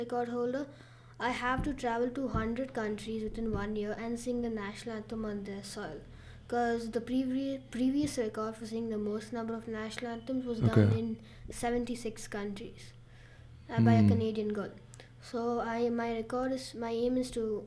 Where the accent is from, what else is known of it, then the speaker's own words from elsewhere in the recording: Bangalore, Karnataka, India; I'm from Bangalore, India